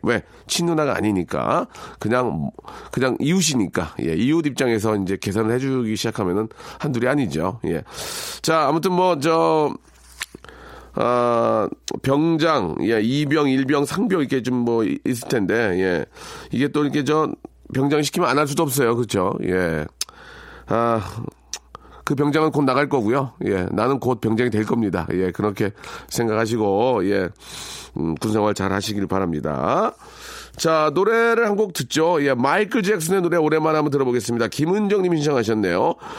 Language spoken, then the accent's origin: Korean; South Korea; 저는 한국에서 태어났고요. 한국 사람이고요